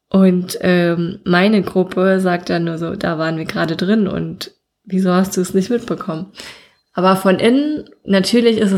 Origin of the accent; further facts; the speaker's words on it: Altena, North Rhine-Westphalia, Germany; weil in meiner Heimatstadt, wo ich herkomme, gibt es auch eine Burg. Das ist die Burg Altena.